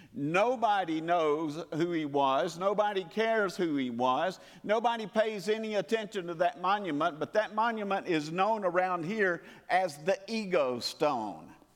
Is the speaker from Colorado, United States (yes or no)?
no; Calhoun, Georgia, United States; moved away; my hometown of Calhoun, Georgia